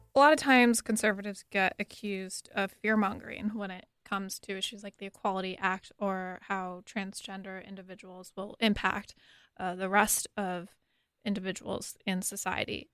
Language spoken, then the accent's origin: English; Connecticut, United States; moved away; my home state of Connecticut